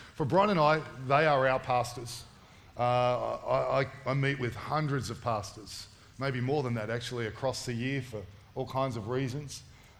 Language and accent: English; Sydney, New South Wales, Australia; I grew up in Western Sydney. I sound like I'm from Tamworth, look like I'm from Tamworth. Been there a long time now, but I grew up in Western Sydney.